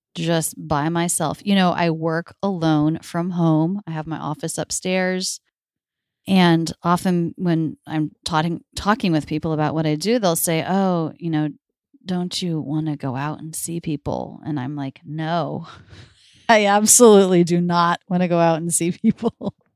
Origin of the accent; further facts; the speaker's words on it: Florida, United States; now in Philadelphia, United States; I grew up in Florida